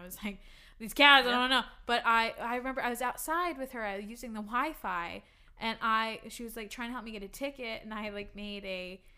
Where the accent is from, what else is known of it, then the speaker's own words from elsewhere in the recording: United States; I'm from the USA